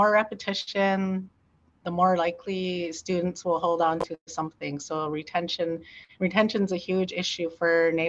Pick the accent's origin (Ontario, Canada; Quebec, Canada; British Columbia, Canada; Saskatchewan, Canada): Ontario, Canada; Oneida Nation of the Thames; my nation is Oneida Nation of the Thames